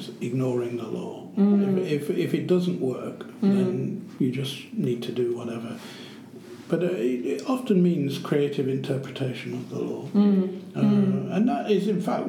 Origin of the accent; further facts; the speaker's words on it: Syria; moved away; also born or lived in United Kingdom / United States; I came from Syria originally